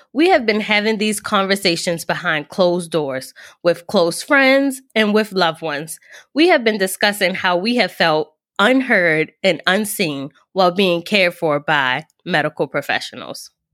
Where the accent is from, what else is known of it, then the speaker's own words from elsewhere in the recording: Baltimore, Maryland, United States; I'm from Baltimore, Maryland, and I grew up not too far from the world-renowned